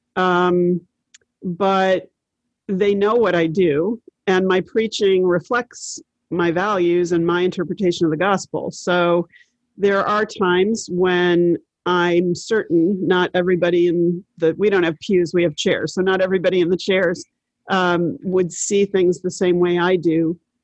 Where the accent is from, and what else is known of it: Maine, United States; moved away as an adult; also born or lived in Connecticut